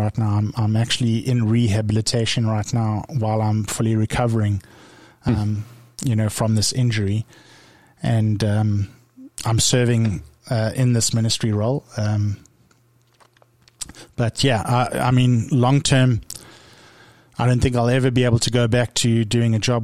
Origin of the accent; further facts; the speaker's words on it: South Africa; moved away; I came from South Africa where we really struggled